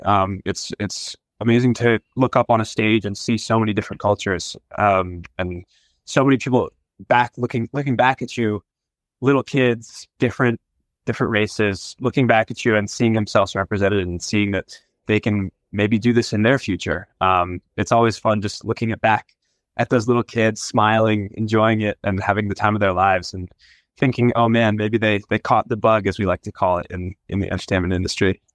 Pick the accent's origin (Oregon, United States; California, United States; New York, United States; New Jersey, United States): New Jersey, United States; moved away; I'm from New Jersey originally